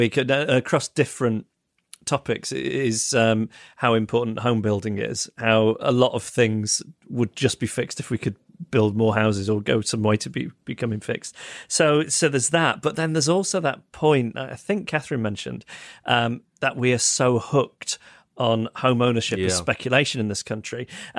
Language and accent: English; Ireland; now in United Kingdom; I'm from Ireland, but live in the UK. In the Republic of Ireland, we had mandatory civics classes from the ages of 12 to 15